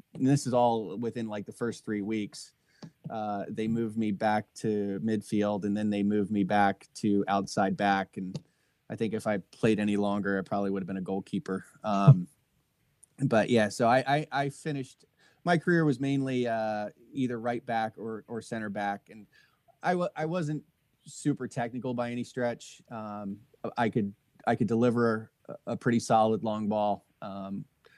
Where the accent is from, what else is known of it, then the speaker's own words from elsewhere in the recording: Trenton, New Jersey, United States; I grew up in Trenton, New Jersey